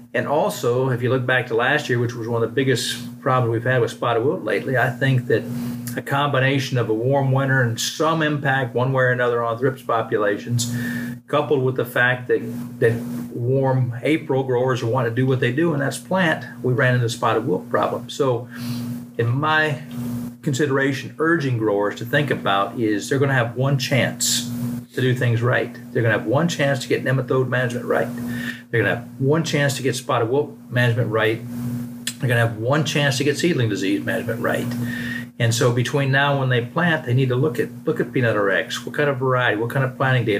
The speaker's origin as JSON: {"language": "English", "area": "Brevard County", "region": "Florida", "country": "United States", "tie": "born or raised there", "moved": "yes", "lives_now": "Georgia, United States", "said": "I'm originally from Florida. I grew up in uh, Brevard County on the East Coast"}